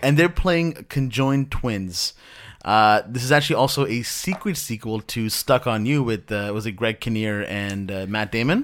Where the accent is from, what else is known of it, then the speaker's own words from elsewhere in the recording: Pakistan; moved away; I'm from Pakistan originally